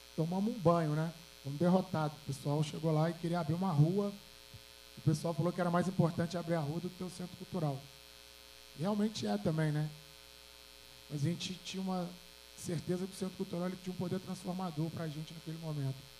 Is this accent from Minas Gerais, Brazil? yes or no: yes; Belo Horizonte, Minas Gerais, Brazil; eu sou do Alto Veracruz, Zona Leste de BH aqui